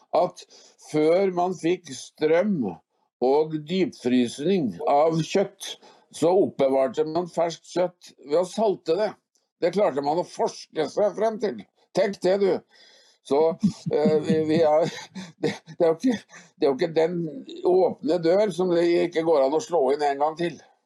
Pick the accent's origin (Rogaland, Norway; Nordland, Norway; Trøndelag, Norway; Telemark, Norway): Trøndelag, Norway; jeg er trønder eh, i 19 generasjoner